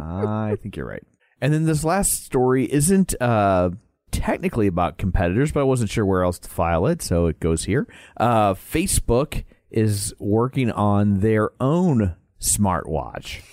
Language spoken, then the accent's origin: English; St. Louis, Missouri, United States; we're from St. Louis